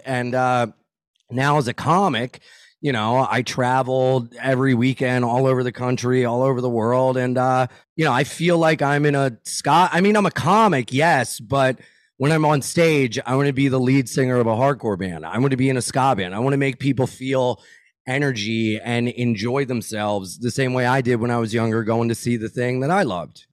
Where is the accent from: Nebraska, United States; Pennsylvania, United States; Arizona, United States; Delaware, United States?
Delaware, United States; Wilmington; I'm from Wilmington, Delaware